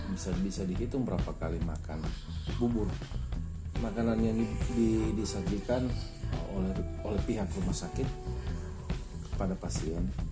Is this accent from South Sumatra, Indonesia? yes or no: no; Tentena, Central Sulawesi, Indonesia; saya berasal dari Tentena.